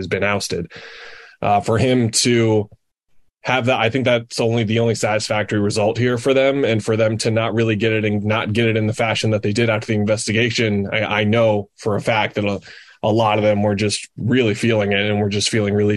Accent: Phoenix, Arizona, United States; those of us who were born and raised in the Valley

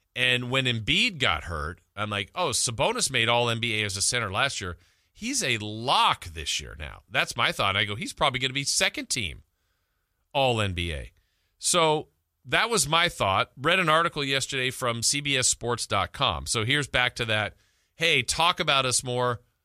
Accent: Los Angeles, California, United States; now in Sacramento, United States; I grew up in Los Angeles

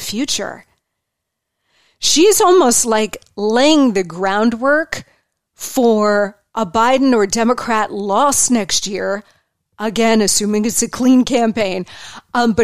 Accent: New Jersey, United States; moved away; I grew up in New Jersey. My mom is still there

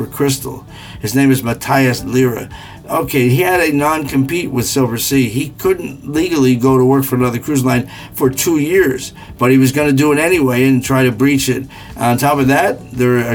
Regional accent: New Jersey, United States; I'm from Jersey. When you're from Jersey, you hear things.

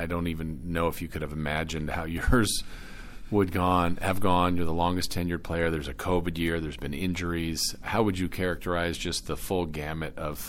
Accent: Orange County, California, United States; now in Sacramento, United States; I grew up in Orange County as well

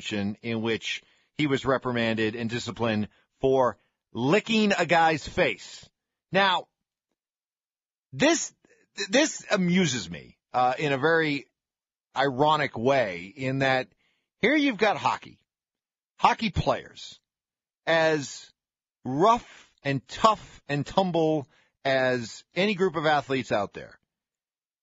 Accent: New England, United States; I grew up in New England

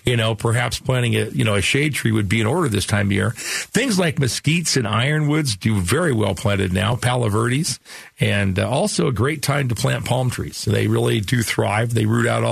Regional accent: Phoenix, Arizona, United States; the area where I grew up in Sunny Slope

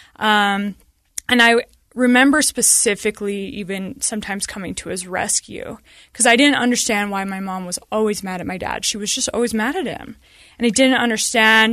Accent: Sandy, Utah, United States; I grew up in Sandy and we had a stay at home mom

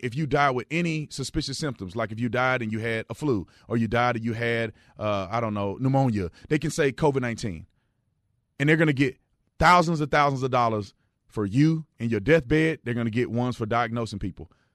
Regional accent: Fort Worth, Texas, United States; now in Arizona, United States; I grew up in Fort Worth, Texas

